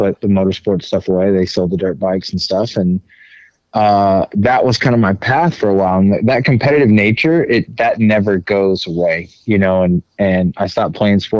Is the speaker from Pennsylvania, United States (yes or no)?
no; Mustang, Oklahoma, United States; I grew up in Mustang, Oklahoma, or a little town about 20, 30 miles west of Oklahoma City.